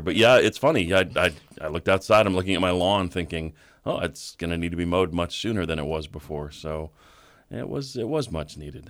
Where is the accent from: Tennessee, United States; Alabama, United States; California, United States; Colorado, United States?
Colorado, United States; now in Louisville, United States; growing up in Colorado